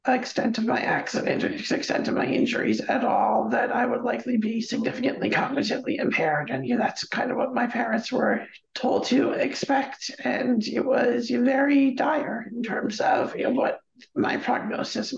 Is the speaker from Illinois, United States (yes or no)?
no; Stony Brook, New York, United States; I was born and raised here on Long Island, off the East Coast of New York City